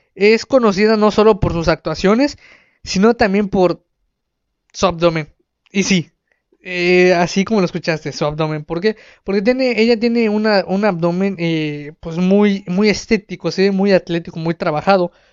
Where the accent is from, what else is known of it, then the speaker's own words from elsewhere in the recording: Mexico; Aquí en, en mi país, en México